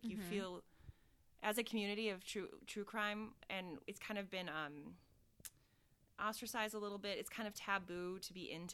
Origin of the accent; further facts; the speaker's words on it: Minnesota, United States; moved away; also born or lived in Chicago; I'm from Minnesota.